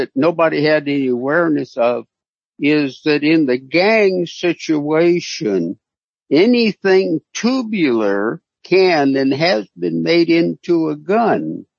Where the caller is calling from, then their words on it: Concord, California, United States; I'm in Concord, California.